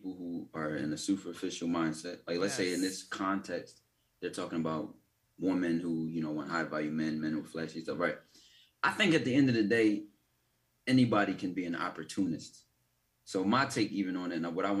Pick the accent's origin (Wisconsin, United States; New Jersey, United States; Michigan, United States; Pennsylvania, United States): Pennsylvania, United States; Philadelphia; I'm from Philly.